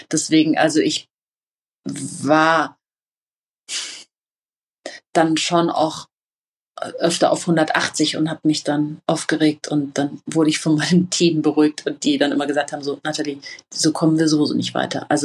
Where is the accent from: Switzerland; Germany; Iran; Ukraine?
Iran; also in ihren Augen bin ich Iranerin und habe quasi als Deutsche kein Recht und auch keine konsularische Betreuungsmöglichkeit dann durch die deutsche Botschaft